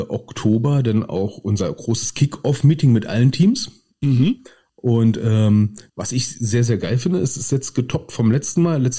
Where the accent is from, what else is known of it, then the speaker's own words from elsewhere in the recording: Berlin, Germany; also als Berliner finden wir den Namen schon per se geil